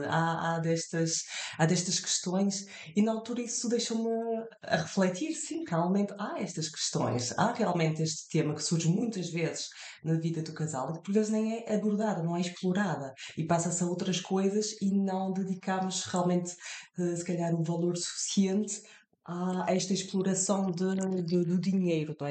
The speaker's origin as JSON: {"language": "Portuguese", "country": "France", "tie": "born or raised there", "moved": "yes", "said": "estou de viagem entre França e Portugal eu e os meus pais, eu nasci em França, e uh, todos os anos nós vínhamos de férias a Portugal"}